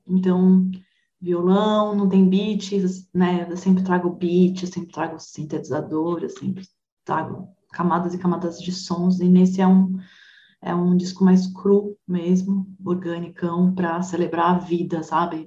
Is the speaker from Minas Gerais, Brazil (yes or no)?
no; São Paulo, Brazil; eu sou paulistana, eu sou criada numa megalópole multicultural